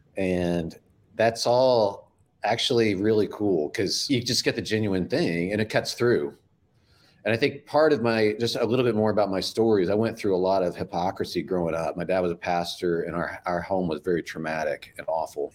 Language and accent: English; Midwest, United States; now in Florida, United States; I'm from the Midwest.